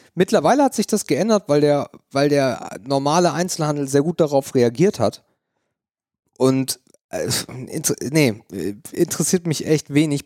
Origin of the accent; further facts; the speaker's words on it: near Elmshorn, Schleswig-Holstein, Germany; als ich in Emshorn als Kind war. Emshorn ist die nächstgrößere Stadt, wo ich herkomme